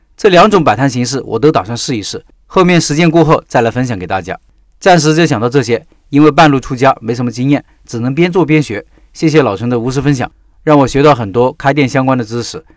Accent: Northeast China, China; moved away; 我就是那种典型的东北人

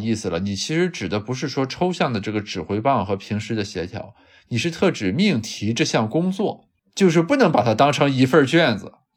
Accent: Qingdao, Shandong, China; 咱们家乡青岛

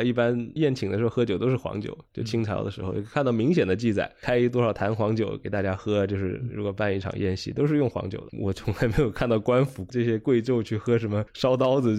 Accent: China; 我们中国人的性格就跟这个

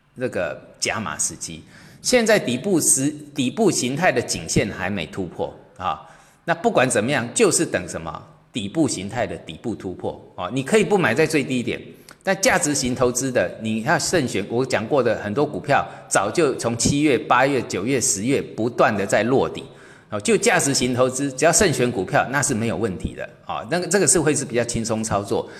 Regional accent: China; 我们中国人

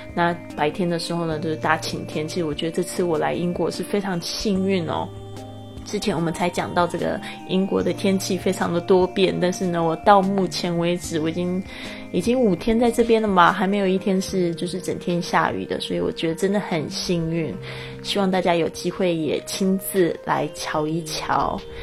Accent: Taiwan; also born or lived in Montana, United States; 大家知道我在这个台湾出生，其实台湾是不下雪的地方

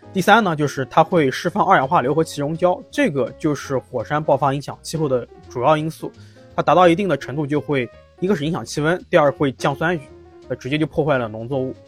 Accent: Nanjing, Jiangsu, China; 其实作为一个南京人，就已经不太希望能，就不太想看到这些观点了。

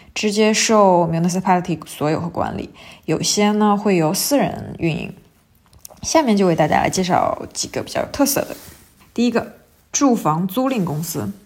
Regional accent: China; 我们中国人

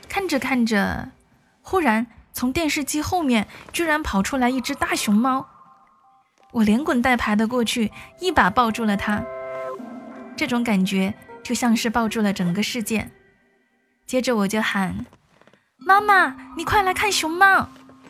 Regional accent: Yunnan, China; moved away; 作为一名云南人

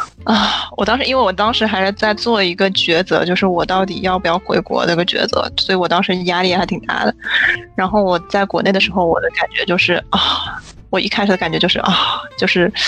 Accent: China; now in United States; 我本身是中国人

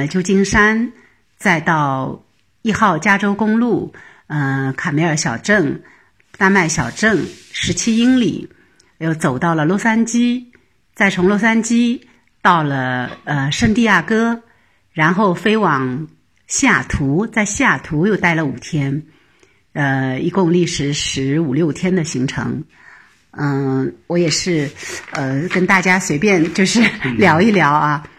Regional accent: Shenzhen, Guangdong, China; Hello，大家好，嗯， … 我是来自深圳的新移民。

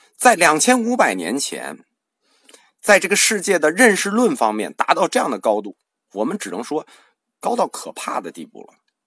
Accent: China

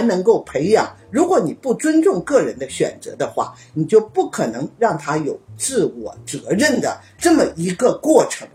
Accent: China; now in Japan; 我们作为中国人

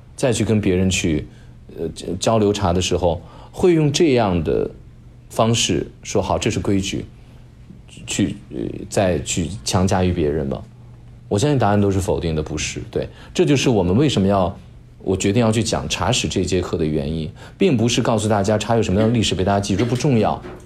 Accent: China; 我们中国人就叫它建盏

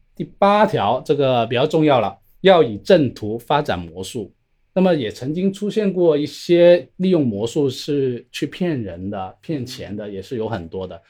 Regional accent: Shenzhen, Guangdong, China; 我是来自深圳的，是一名职业的魔术师

